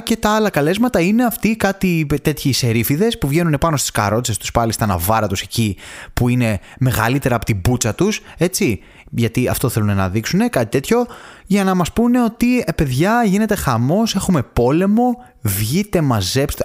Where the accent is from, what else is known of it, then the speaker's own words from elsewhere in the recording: Thessaloniki, Central Macedonia, Greece; γεννήθηκα στη Θεσσαλονίκη και μεγάλωσα εκεί πάνω